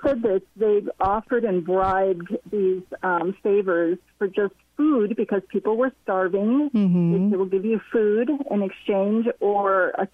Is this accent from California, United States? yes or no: no; Chicago, Illinois, United States; I grew up in Chicago